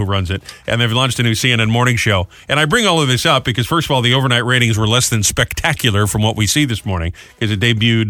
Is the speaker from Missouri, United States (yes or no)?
no; Rhode Island, United States; now in New Jersey, United States; my home state, RI